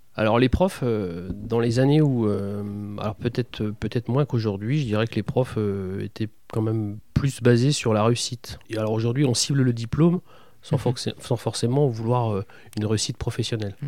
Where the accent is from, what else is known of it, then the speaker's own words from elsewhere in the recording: Besançon, Bourgogne-Franche-Comté, France; now in Châteauroux, France; je suis bisontin exactement, je suis né à Besançon